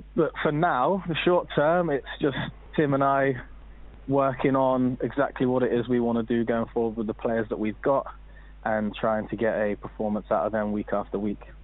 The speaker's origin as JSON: {"language": "English", "town": "Minehead", "region": "South West England", "country": "United Kingdom", "tie": "born or raised there", "also_born_or_lived": "America", "moved": "as an adult", "lives_now": "Exeter, United Kingdom", "said": "went back to my hometown team of Minehead"}